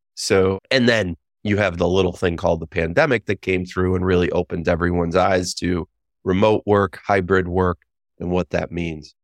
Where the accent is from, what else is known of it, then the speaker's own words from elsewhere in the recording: Western New York, United States; moved away as an adult; I lived in New York City for twenty years after growing up in Western New York